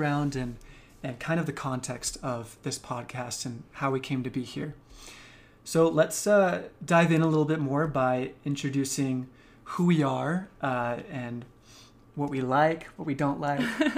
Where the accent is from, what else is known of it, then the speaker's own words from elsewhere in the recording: Carlsbad, California, United States; from Carlsbad, California. It's a place in San Diego. I lived in the same community my whole life until college